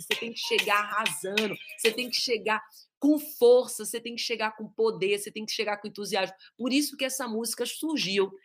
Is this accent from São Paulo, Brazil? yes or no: yes; Pirassununga, São Paulo, Brazil; nós somos de Pirassununga e a minha sogra é de Amparo